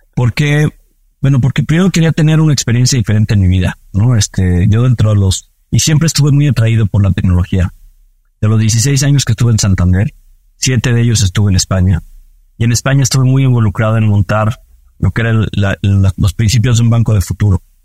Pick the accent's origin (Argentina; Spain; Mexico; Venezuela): Mexico; soy mexicano